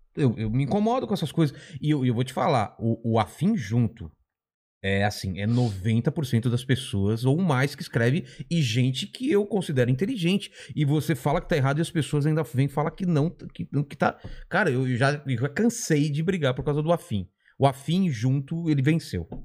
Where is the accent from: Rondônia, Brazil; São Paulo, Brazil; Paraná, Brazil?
São Paulo, Brazil; ABC Paulista; Eu já sou do ABC, já era distante de São Paulo